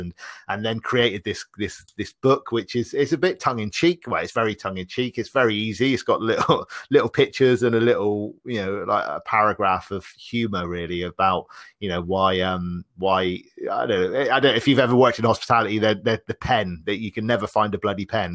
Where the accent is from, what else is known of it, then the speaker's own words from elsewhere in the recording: Bristol, South West England, United Kingdom; I'm from the U K. I'm from a, a, a city called Bristol.